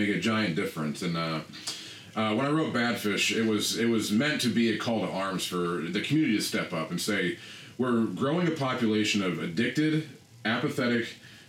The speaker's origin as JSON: {"language": "English", "town": "Bradford", "region": "Pennsylvania", "country": "United States", "tie": "born or raised there", "also_born_or_lived": "Rew, Pennsylvania", "said": "Bradford, where I literally grew up running the streets, I grew up downtown in Bradford"}